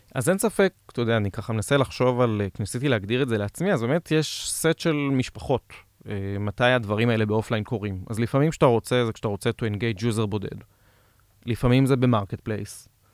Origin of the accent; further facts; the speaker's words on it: Israel; אנחנו ישראלים